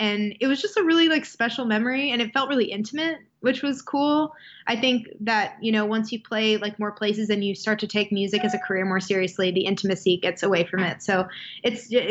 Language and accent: English; Wisconsin, United States; moved away; I'm from Wisconsin.